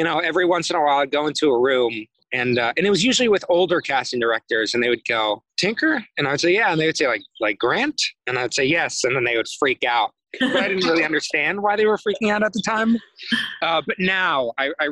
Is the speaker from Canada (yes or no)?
no; Santa Monica, California, United States; also born or lived in New York; I grew up in Santa Monica and I really loved it